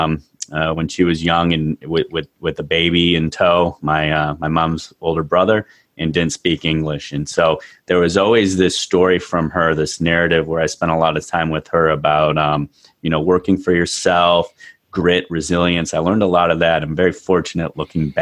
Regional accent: United States; also born or lived in Australia; I'm the token Yank in this group, right? I'm the American

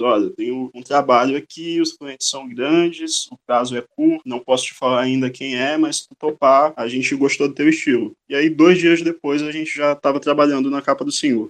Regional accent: São Luís, Maranhão, Brazil; also born or lived in Bom Jardim, Maranhão; eu sou nascido em Bom Jardim, é uma cidade mínima aqui do interior do Maranhão, mas muito cedo os meus pais trouxeram a família para São Luís e eu moro aqui no São Francisco basicamente desde que eu me entendo por gente

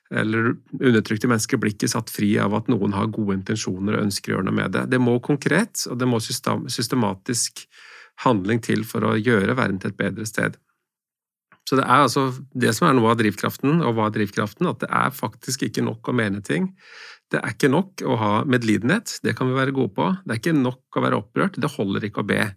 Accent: Norway; min velstand som nordmann

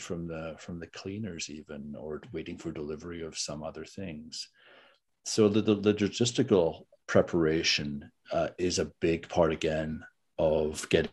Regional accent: Red River Valley of southern Manitoba, Canada; I grew up in the Red River Valley of southern Manitoba

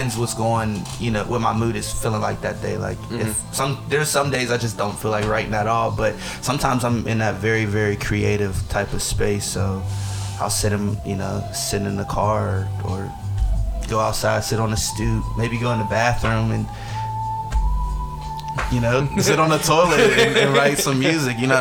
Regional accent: Pittsburgh, Pennsylvania, United States; also born or lived in Woodland Hills; I'm from the Hill District

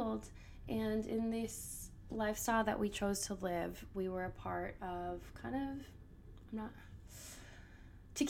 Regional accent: Minnesota, United States; I grew up in Minnesota, so the land of 10,000 lakes

